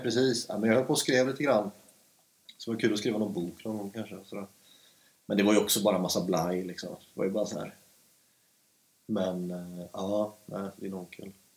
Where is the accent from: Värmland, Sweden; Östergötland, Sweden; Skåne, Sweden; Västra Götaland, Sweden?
Västra Götaland, Sweden; Stenungsund; moved away as an adult; now in Stockholm, Sweden; jag växte upp i Stenungsund som är fem mil norr om Göteborg